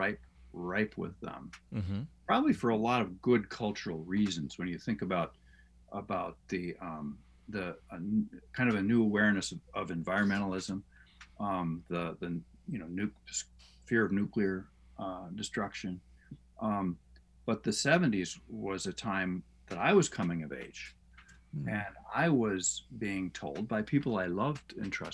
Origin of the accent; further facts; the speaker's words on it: United States; as American Christians